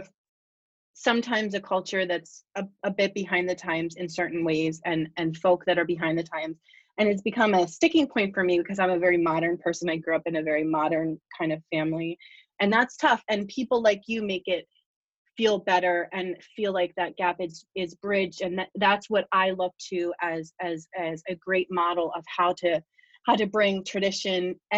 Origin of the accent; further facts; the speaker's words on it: Bucks County, Pennsylvania, United States; I was raised in Bucks County. Even though my family's all from here, my mom had to get out, and very different upbringing